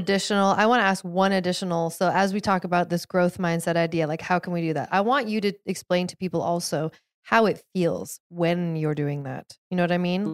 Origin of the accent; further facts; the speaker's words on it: outside of Seattle, Washington, United States; I grew up outside of Seattle, outside of the Seattle area